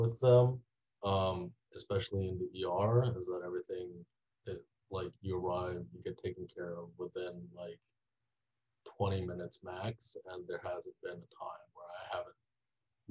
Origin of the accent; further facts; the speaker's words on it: Taiwan; I grew up in Taiwan